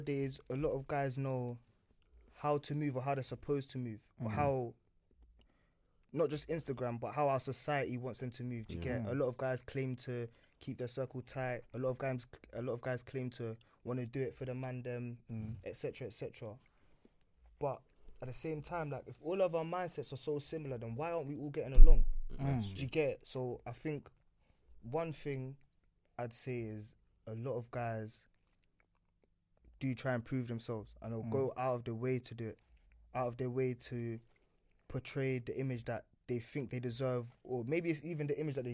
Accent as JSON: {"language": "English", "region": "London", "country": "United Kingdom", "tie": "born or raised there", "said": "growing up in London"}